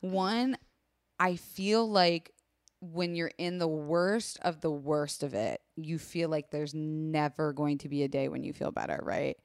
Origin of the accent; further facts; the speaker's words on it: Florida, United States; I was raised in Florida